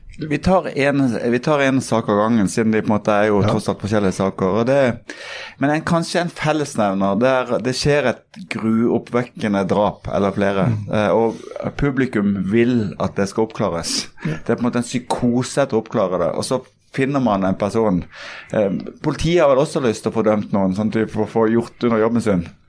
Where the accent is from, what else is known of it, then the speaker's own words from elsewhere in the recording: Kristiansand, Agder, Norway; vi er jo begge fra Kristiansand